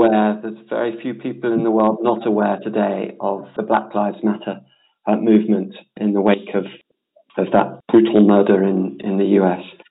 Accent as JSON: {"language": "English", "country": "United Kingdom", "said": "I'm British"}